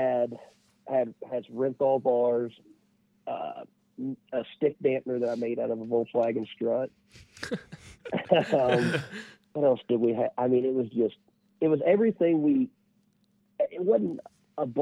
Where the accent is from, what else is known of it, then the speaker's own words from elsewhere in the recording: West Union, United States; everybody I grew up with around West Union